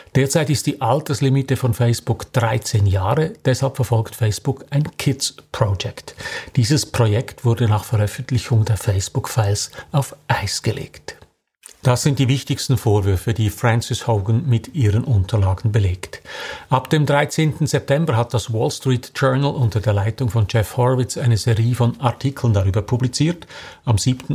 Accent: Switzerland; bei uns in der Schweiz

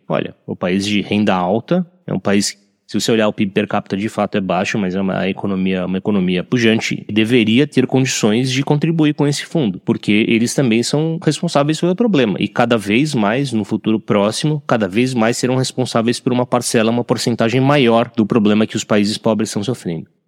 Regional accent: Brazil; como brasileiro

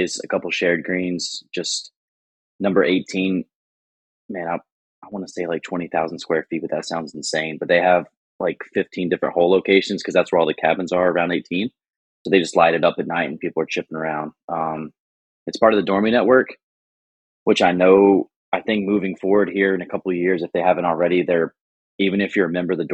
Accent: Johnson City, Tennessee, United States; moved away; I'm from Northeast Tennessee originally, from Johnson City, about 3 hours from here

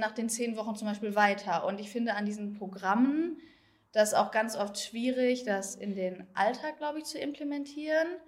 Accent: Herne, North Rhine-Westphalia, Germany; ich komme aus Herne, das ist in NRW

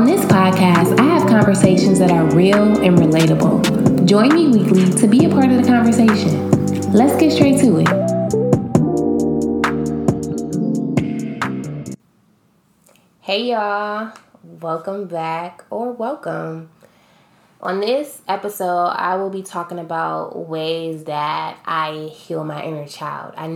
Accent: Akron, Ohio, United States; I grew up in Akron, Ohio

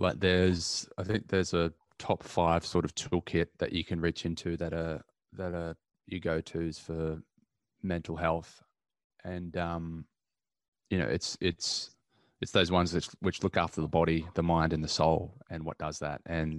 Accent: Newcastle, New South Wales, Australia; Going for a surf. Growing up in Newcastle. It's one of the key things that you pretty much do when you're around there. So I grew up surfing, so I love that.

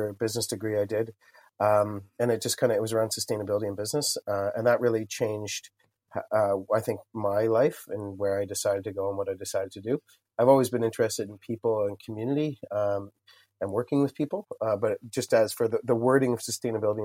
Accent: Lindsay, Ontario, Canada; now in Kingston, Canada; I didn't grow up in Kingston, so I grew up in Lindsay, Ontario.

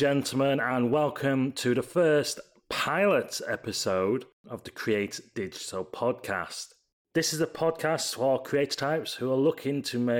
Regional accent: Leeds, Yorkshire and the Humber, United Kingdom; So a little bit about me. I'm 37 from Leeds in the UK

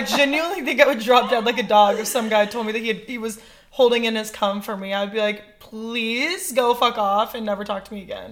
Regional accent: Iowa, United States; moved away as an adult; also born or lived in Ames, Iowa / Los Angeles / Nashville; I grew up in Iowa.

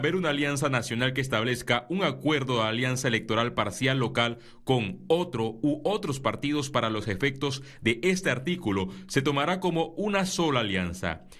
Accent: Panama; Creo que los más perjudicados somos los panameños

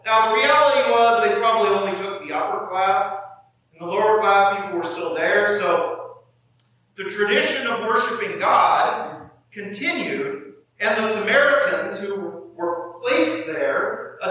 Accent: southern Kansas, United States; moved away as an adult; also born or lived in Wisconsin; now in Burlington, United States; when I grew up in southern Kansas, and I grew up about 20 miles from Oklahoma.

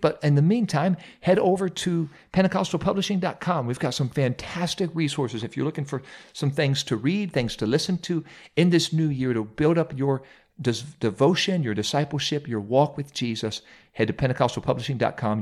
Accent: Mount Vernon, Ohio, United States; I served as pastor of Apostolic Church here in my hometown, home church here in Mount Vernon, Ohio

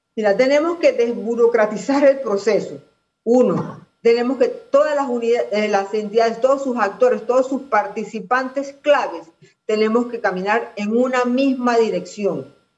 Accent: Panama; como panameños

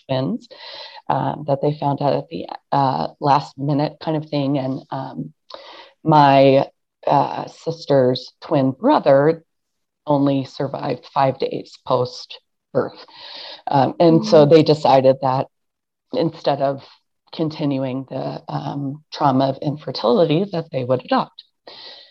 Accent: Ohio, United States; also born or lived in Pennsylvania; I was adopted into a family in Ohio, but we were right across the border from Pennsylvania

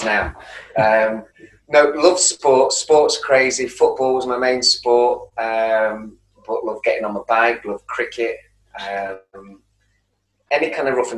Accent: Manchester, North West England, United Kingdom; accent: Manchester; a place called Prestwich in North Manchester, which is 3 or 4 miles away from the city centre. I think when I say the word Manchester, my accent really bloody comes out

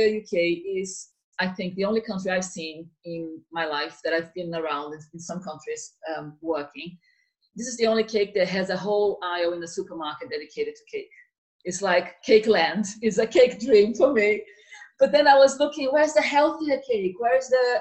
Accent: Rio de Janeiro, Brazil; now in United Kingdom; I'm from Rio

